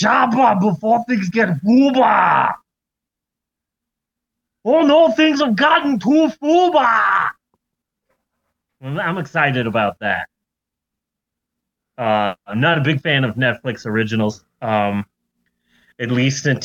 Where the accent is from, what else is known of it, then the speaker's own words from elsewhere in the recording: Arizona, United States; moved away; when I was growing up in Arizona because we didn't do daylight savings time